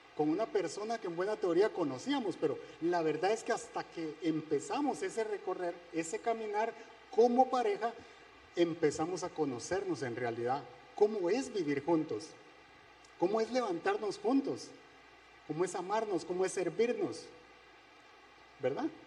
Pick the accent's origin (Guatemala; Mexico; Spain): Guatemala; moved away; Soy de Guatemala